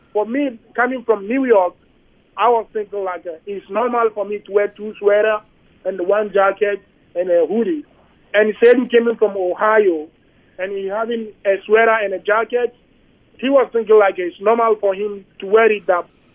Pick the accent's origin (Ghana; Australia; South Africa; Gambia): Ghana; Accra, Greater Accra; English is a second language; also born or lived in United States; now in Winnipeg, Canada